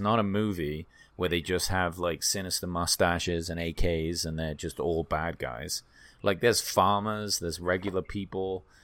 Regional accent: England, United Kingdom; also born or lived in Sri Lanka; now in United States; I was born in England

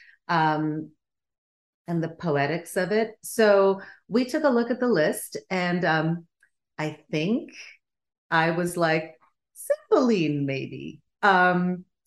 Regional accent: Stockholm, Stockholm County, Sweden; first language Bulgarian; English is a second language; moved away; also born or lived in Bulgaria; I grew up in Sweden because that's where my parents emigrated to. And I was born in Bulgaria. My first language was Bulgarian.

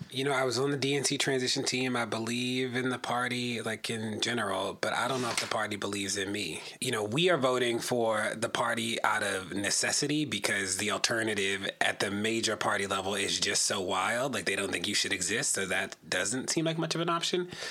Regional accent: Baltimore, Maryland, United States; I live in Baltimore. I'm from Baltimore

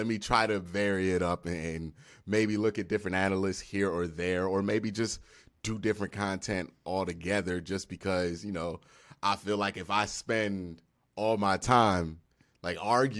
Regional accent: Cleveland, Ohio, United States; now in Atlanta, United States; Well, I was born in Cleveland and raised in Cleveland. About 20 minutes from downtown.

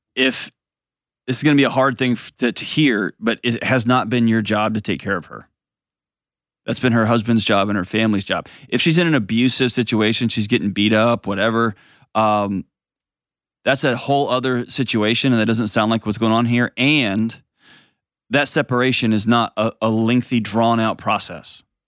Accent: Texas, United States; I'm from Texas. I'm a lifelong Texan

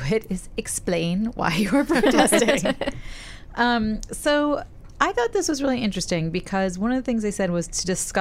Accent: New York City, New York, United States; I grew up in Park Slope

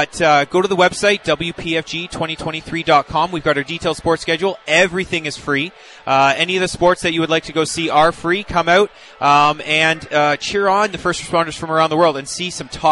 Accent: Barrie, Ontario, Canada; Originally Barrie, Ontario.

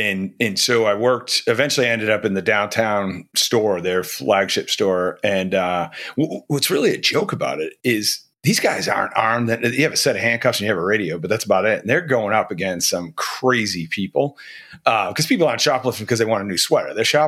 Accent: Massachusetts, United States; So I grew up originally in Rosendale, and then out in Westwood.

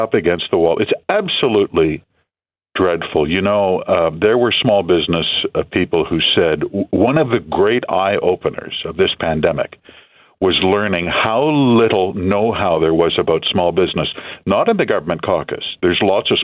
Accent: Manitoba, Canada; my home province, I'm from Manitoba, Arlene, it's a poor province. I went to school in a trailer in the bush

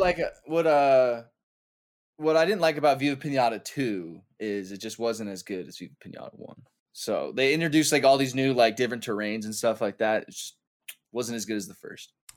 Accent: United States; As an American

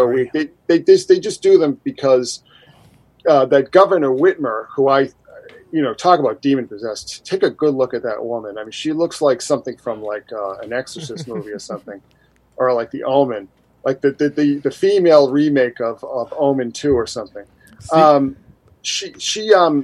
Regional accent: Boston, Massachusetts, United States; moved away; I'm actually originally from Boston

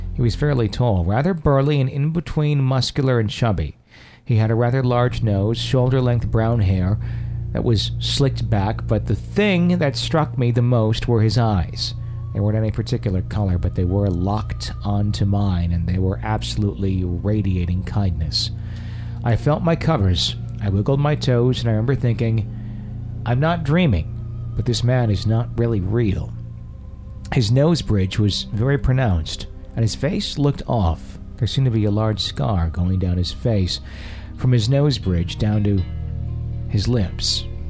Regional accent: Fond du Lac, Wisconsin, United States; my hometown uh, in Fond du Lac, Wisconsin

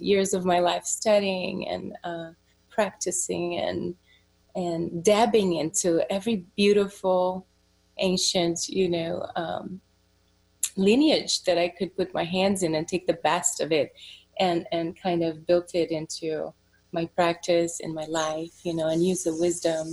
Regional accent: Brazil; moved away as an adult; I was born in Brazil and I moved here in my very early 20s, I was 21, 22

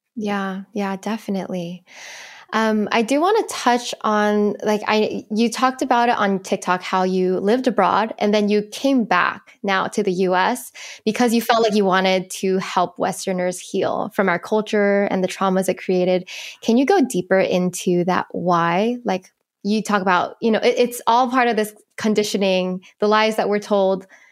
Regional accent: United States

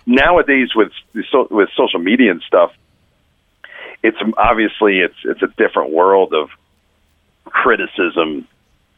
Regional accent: New Jersey, United States; moved away as an adult; now in Florida, United States; I grew up in Jersey

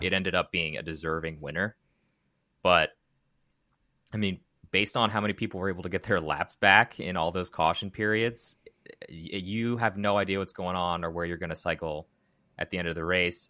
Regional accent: Maryland, United States; Where I grew up in Maryland.

